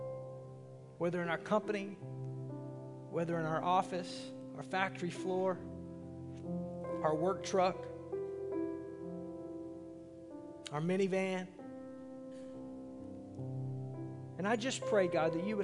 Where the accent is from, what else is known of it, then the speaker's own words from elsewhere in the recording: Arkansas, United States; I'm from Arkansas